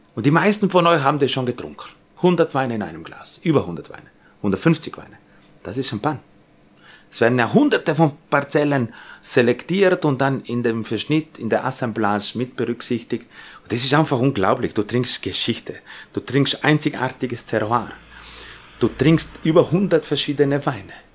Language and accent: German; Austria; bei uns in Österreich